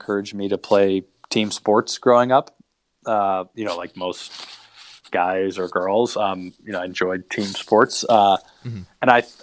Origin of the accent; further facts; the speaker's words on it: Charlotte, North Carolina, United States; moved away; also born or lived in Chapel Hill, North Carolina; I grew up in Charlotte, North Carolina